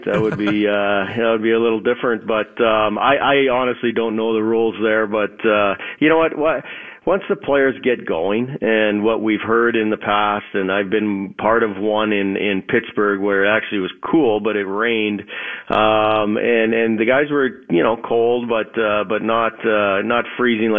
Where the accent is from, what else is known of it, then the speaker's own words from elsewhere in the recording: Thompson, Manitoba, Canada; moved away; also born or lived in Flin Flon, Manitoba; when I lived in Thompson, Manitoba, as you know, I was born in Flin Flon, but Thompson is even more north than that. When I was a kid